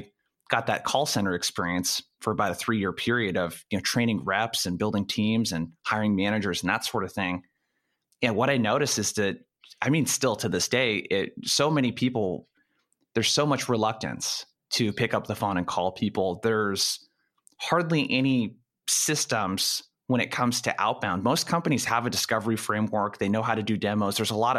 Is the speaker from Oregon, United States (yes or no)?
yes; Brookings, Oregon, United States; So I grew up in a city called Brookings in Oregon. It's about 5,000 people. It's in the very lower left-hand corner of Oregon, as close as you can get to California.